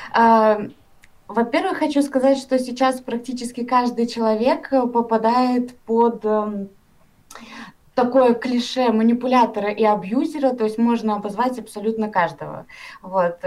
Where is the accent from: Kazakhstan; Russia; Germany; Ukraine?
Kazakhstan; Karaganda, Karaganda Region; Я вообще сама из Казахстана, из города Караганды.